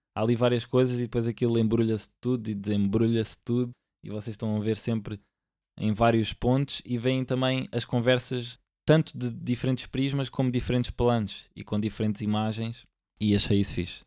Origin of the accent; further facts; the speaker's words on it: Lisbon, Portugal; eu aqui sou do Benfica, mas porquê? Porque eu nasci cá